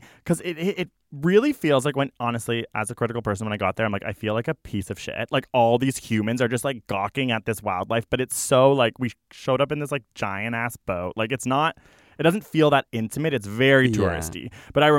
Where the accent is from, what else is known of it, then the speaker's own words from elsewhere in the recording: Canada; say about Australia as a Canadian, frustrating.